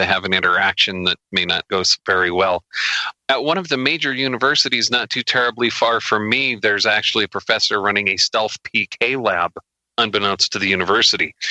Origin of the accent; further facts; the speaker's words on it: United States; I'm an American